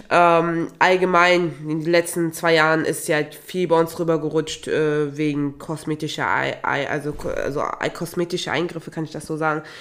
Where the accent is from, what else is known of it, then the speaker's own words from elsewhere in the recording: Togo; ich komme ja auch ursprünglich aus Togo und in Togo und auch in Nachbarländern wie in Ghana, Benin und Nigeria